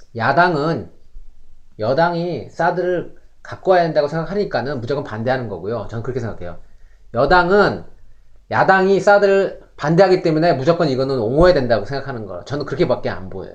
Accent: South Korea; now in Canada; 우리도 뭐 한국 사람들

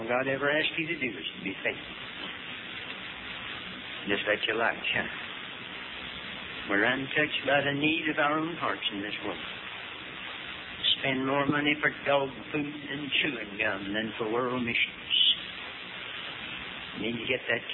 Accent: Western North Carolina, United States; also born or lived in Hickory, North Carolina; I started out in Western North Carolina as a little boy

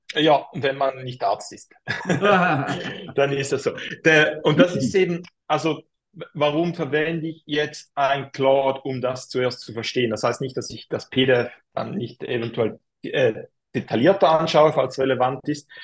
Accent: Switzerland; accent: Swiss German; für mich als Schweizer

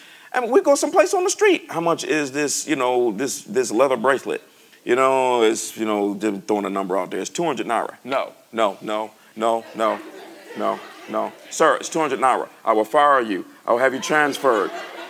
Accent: United States; I'm from America, you know.

